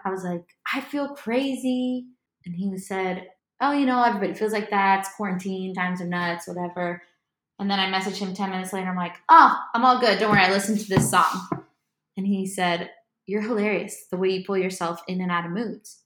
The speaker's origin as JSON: {"language": "English", "town": "Miami", "region": "Florida", "country": "United States", "tie": "born or raised there", "also_born_or_lived": "Nashville", "moved": "as an adult", "lives_now": "Los Angeles, United States", "said": "I'm from Miami, Florida. Was born there, grew up there most of my life, moved around a bit after"}